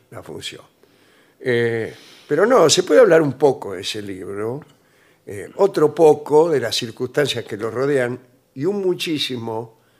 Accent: Argentina; que me dijo cuáles eran los dos géneros artísticos más originales de la Argentina aquellos que nos revelan como argentinos en 10 segundos.

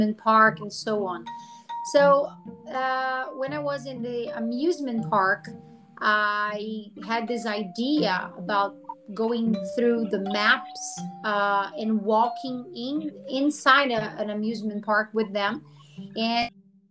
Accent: Americana, São Paulo, Brazil; I'm from Brazil. I live in São Paulo, interior of São Paulo, called a city called Americana.

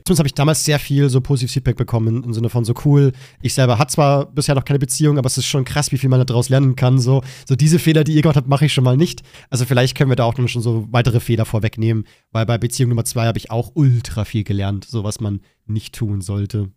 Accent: Germany; meiner Heimat

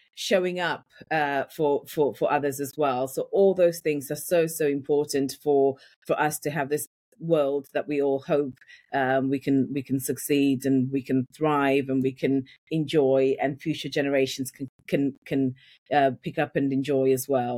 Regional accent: Yorkshire and the Humber, United Kingdom; accent: Yorkshire; moved away as an adult; now in London, United Kingdom; I grew up in Yorkshire. And when I moved from, from Yorkshire to London, I had a really, really strong Yorkshire accent

